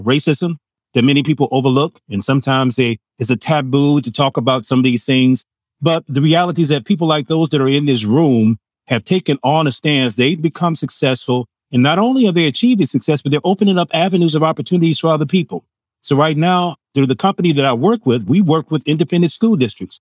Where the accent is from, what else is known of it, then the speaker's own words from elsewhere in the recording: Chicago, Illinois, United States; I'm from Chicago, and originally, I grew up in the Civil Rights Movement